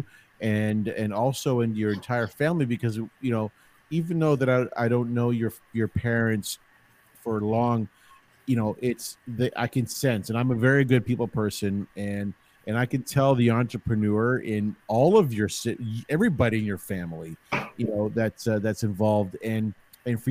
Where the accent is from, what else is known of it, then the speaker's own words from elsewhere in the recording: Toronto, Ontario, Canada; also born or lived in Woodbridge; I was a St. Clair boy